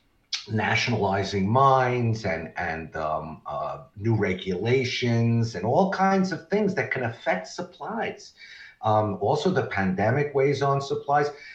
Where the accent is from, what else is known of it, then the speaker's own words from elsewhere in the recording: Nevada, United States; Nevada, my home state